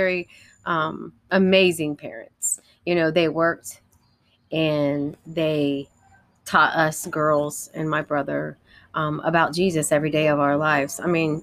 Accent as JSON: {"language": "English", "town": "Columbus", "region": "Ohio", "country": "United States", "tie": "born or raised there", "said": "I grew up in Columbus, Ohio"}